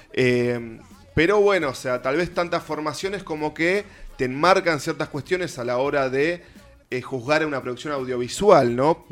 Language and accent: Spanish; Avellaneda, Buenos Aires Province, Argentina; yo soy de Avellaneda